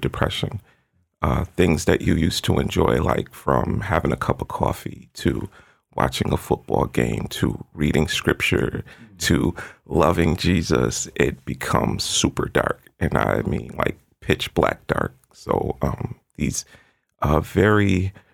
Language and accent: English; Florida, United States; moved away; I was born in Florida